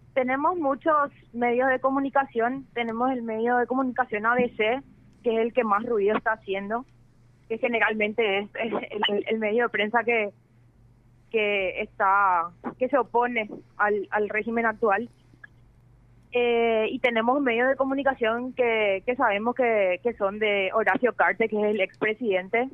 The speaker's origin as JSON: {"language": "Spanish", "country": "Paraguay"}